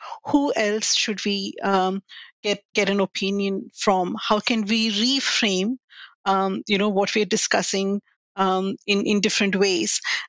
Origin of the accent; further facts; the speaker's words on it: India; moved away as an adult; now in Australia; I grew up in India